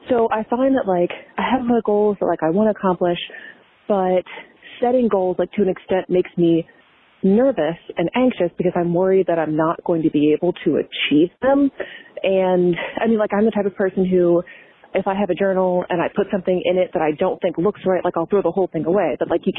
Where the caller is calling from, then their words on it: Maryland, United States; I'm calling from Maryland